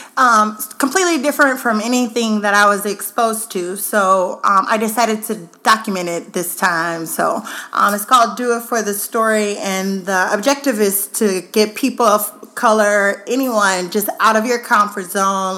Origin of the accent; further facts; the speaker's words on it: Baton Rouge, Louisiana, United States; also born or lived in Austin, Texas / Dallas, Texas; now in Seattle, United States; I am originally from Baton Rouge, Louisiana